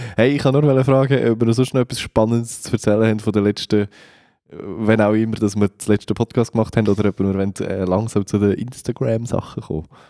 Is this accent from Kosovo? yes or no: no; Switzerland; also born or lived in Central Switzerland; als Schweizer